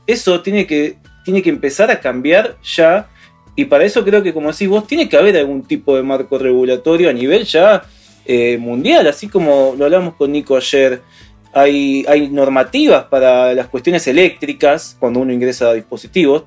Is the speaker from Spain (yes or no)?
no; Argentina